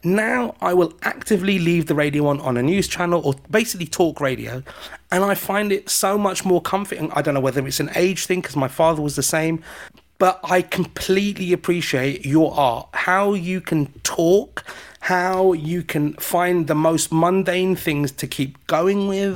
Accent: United Kingdom; I'm British

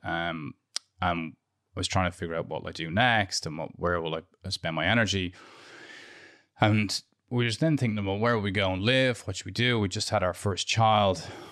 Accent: Dublin, Leinster, Ireland; moved away as an adult; also born or lived in London; I grew up in Santry

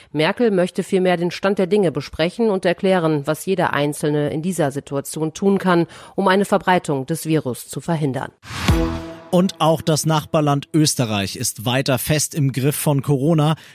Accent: Munich, Bavaria, Germany; Wir als Münchner müssen jetzt einfach zusammenstehen.

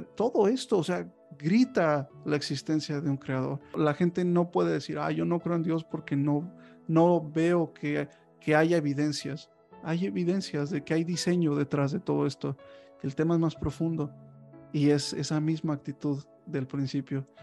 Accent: Mexico

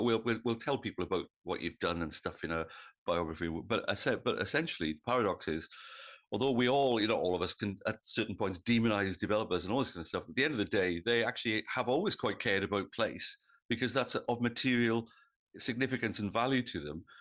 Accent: Wales, United Kingdom; now in New South Wales, Australia; I come from, as I think of it, Old South Wales

